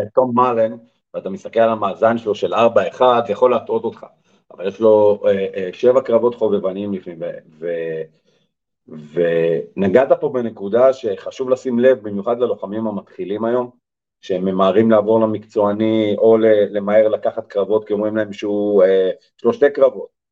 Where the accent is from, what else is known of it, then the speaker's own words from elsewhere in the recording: Israel; אנחנו בתור ישראלים